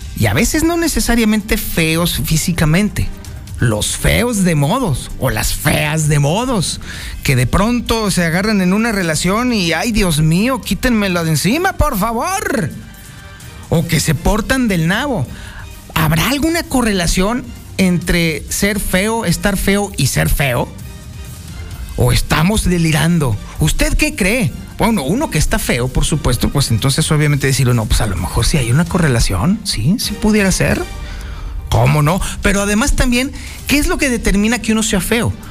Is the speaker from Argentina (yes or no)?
no; Mexico; somos los mexicanos